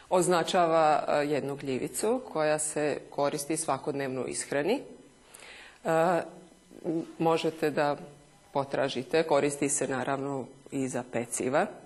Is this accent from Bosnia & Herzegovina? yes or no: yes; Glamoč, Federation of Bosnia and Herzegovina, Bosnia & Herzegovina; moved away; A u mom kraju, odakle sam ja, iz Glamoča